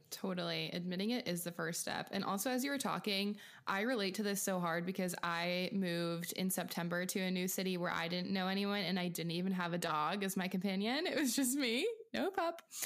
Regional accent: Pacific Northwest, outside of Seattle, Washington, United States; moved away; I'm from small town farm USA in um, the Pacific Northwest outside of Seattle

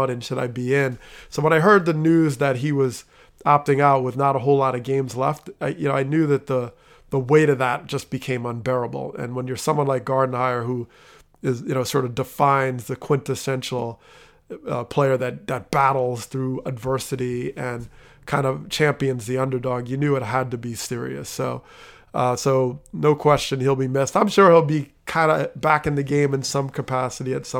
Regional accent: New Jersey, United States; I grew up in Jersey

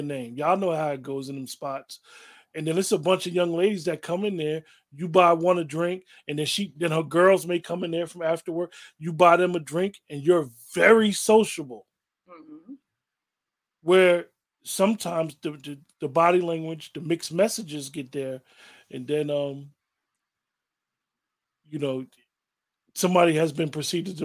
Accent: Northeast, United States; we're from the Northeast, a male will be like, how you doing, ma?

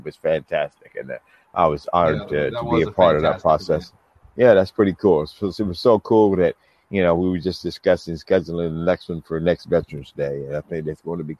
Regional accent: Seattle, Washington, United States; moved away as an adult; also born or lived in Oregon / New York / Ottawa / Miami; now in Los Angeles, United States; from, I live in Los Angeles, California now, but I grew up in Seattle, Washington.

